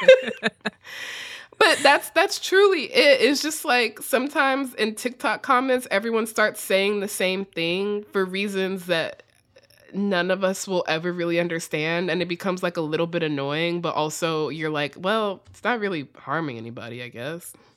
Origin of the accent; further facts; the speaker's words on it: United States; accent: extremely American; my extremely American accent